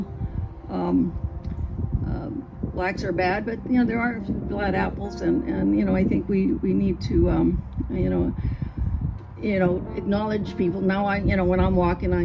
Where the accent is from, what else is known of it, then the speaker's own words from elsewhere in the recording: California, United States; now in Anchorage, United States; I'm Latina from California